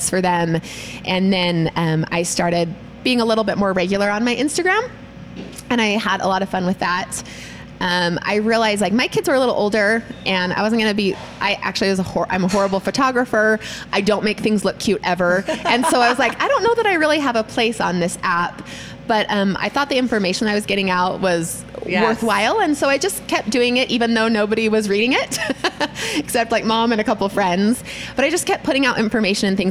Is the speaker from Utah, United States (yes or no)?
yes; Sandy, Utah, United States; moved away as an adult; also born or lived in Washington, D.C. / Arizona / Michigan; now in Kaysville, United States; I actually grew up in Sandy